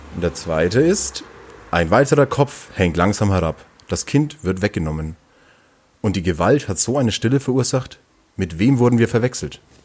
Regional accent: Langenzenn, Bavaria, Germany; moved away as an adult; now in Nuremberg, Germany; Ich komme ja auch eigentlich aus dem Nürnberger Umland oder eher aus dem Viertel Umland

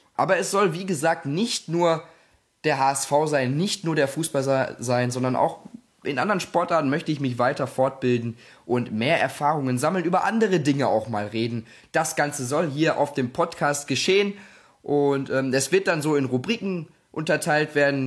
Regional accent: Gelsenkirchen, North Rhine-Westphalia, Germany; ich komme aus Gelsenkirchen

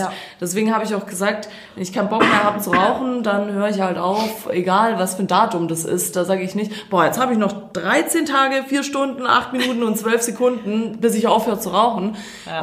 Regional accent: Croatia; now in Germany; Ich war in meiner Heimat

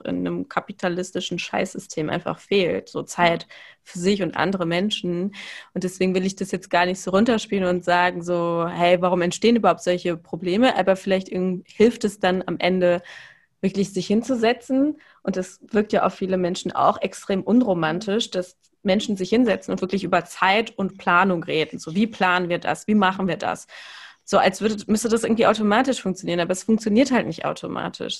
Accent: Cologne, North Rhine-Westphalia, Germany; ich bin ja in Köln aufgewachsen

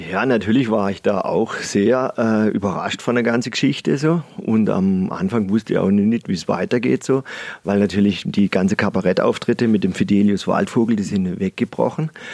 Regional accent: Breitnau, Baden-Württemberg, Germany; also born or lived in Freiburg / Salzburg / Oldenburg / Ingolstadt; ich bin halt ein, ja, ein echter Schwarzwälder. Also ja, ich bin hier in Breitenau aufgewachsen

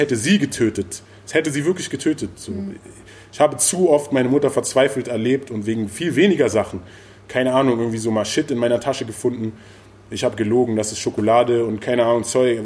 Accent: Berlin, Germany; ich komme auch aus Berlin, aus dieser Zeit

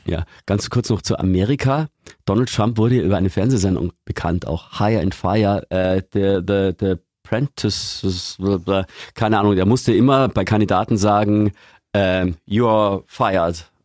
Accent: Eggenfelden, Bavaria, Germany; Eggenfelden in Niederbayern, wo ich herkomme

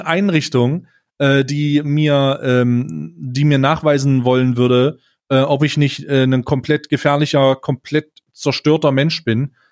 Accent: Magdeburg, Saxony-Anhalt, Germany; moved away; ich komme äh, ursprünglich äh, aus Magdeburg

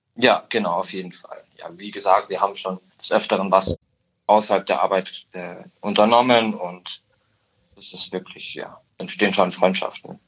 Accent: Murnau / Garmisch-Partenkirchen area, Bavaria, Germany; now in Munich, Germany; Ich komme ursprünglich aus der Ecke Murnau, Garmisch-Partenkirchen

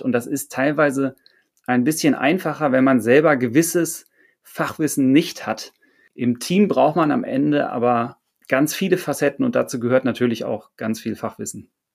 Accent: Hamburg, Germany; ich bin Hamburger

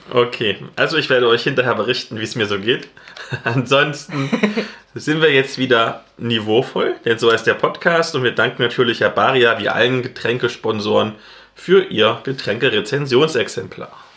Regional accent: East Germany, Germany; Als Ossi

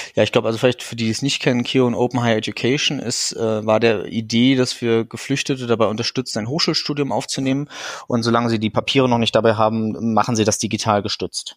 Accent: Rostock, Mecklenburg-Vorpommern, Germany; ich bin äh, ein gebürtiges Nordlicht, ich komme also aus Rostock

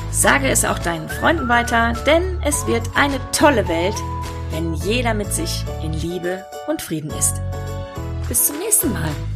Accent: Ruhr area, North Rhine-Westphalia, Germany; ich komme aus dem Ruhrgebiet. Wir haben eh eine flapsigere Sprache

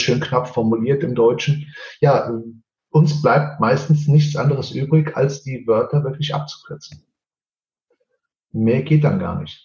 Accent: Portugal; Ich bin ja Portugiese

